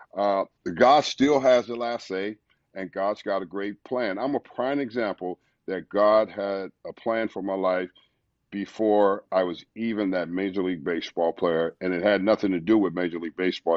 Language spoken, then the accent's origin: English; Los Angeles, California, United States; moved away; also born or lived in St. Louis, Missouri; growing up in South Central LA in the ghetto and the hood